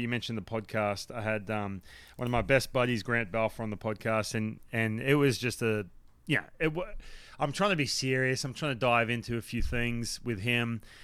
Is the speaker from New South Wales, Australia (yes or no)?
yes; Newcastle, New South Wales, Australia; moved away as an adult; I grew up, I grew up in Newcastle, so, like, to, if you drive, if you fly into Sydney, you drive two hours up the coast